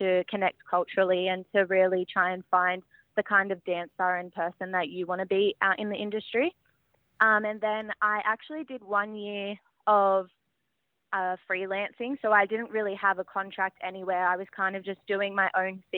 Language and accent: English; Sydney, New South Wales, Australia; I'm a proud Wiradjuri woman born and raised on Dari country in Western Sydney